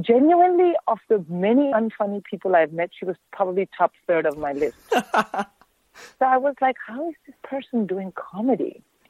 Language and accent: English; India; I'm born and raised in India, so when the weather is like this, I immediately think of home and I want to eat Indian food and drink hot tea.